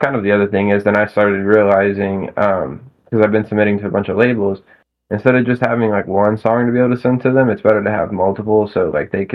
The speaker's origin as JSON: {"language": "English", "region": "Arkansas", "country": "United States", "said": "here in my home state"}